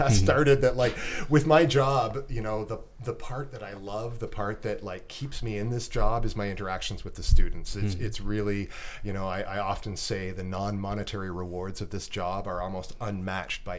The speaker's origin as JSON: {"language": "English", "country": "Canada"}